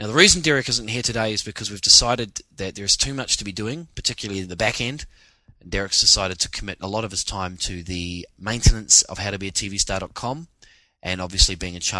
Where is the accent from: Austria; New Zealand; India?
New Zealand; now in Sydney, Australia; As a New Zealander coming from a country where every day is raining almost